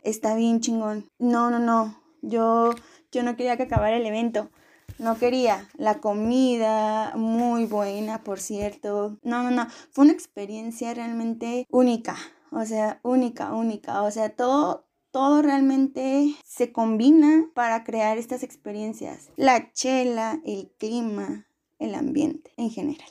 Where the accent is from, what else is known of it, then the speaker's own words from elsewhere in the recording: Morelia, Michoacán, Mexico; yo soy de Morelia